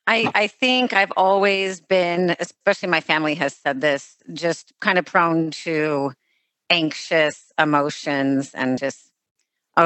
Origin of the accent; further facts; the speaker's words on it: Los Angeles, California, United States; me growing up in Los Angeles